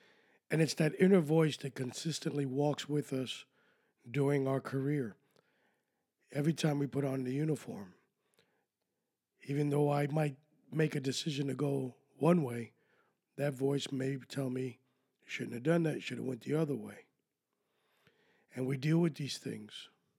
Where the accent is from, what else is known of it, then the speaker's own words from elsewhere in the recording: Miami, Florida, United States; Who are you fooling? I'm from Miami. I know exactly what I want.